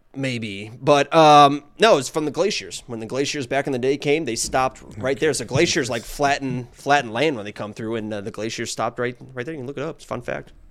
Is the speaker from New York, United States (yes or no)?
no; Nashville, Indiana, United States; moved away; where I grew up, where I lived on a lake